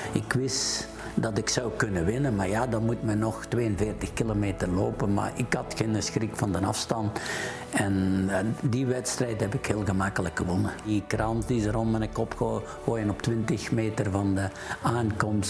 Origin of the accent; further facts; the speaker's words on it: Borgloon, Flanders, Belgium; geboren in Borgloon